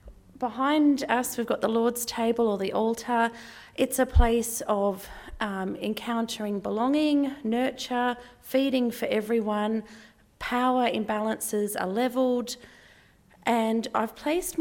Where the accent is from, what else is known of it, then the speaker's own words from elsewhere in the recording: Australia; I'm an Australian, middle class, white, not Palestinian, not Israeli, non-Indigenous person living on land that was never ceded